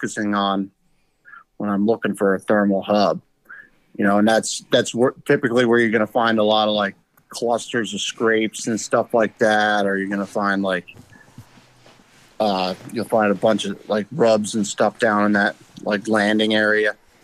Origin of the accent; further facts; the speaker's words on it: New Jersey, United States; also born or lived in Adirondacks, New York; I was born in New Jersey, and then I grew up going up in the Adirondacks all summer and during the hunting season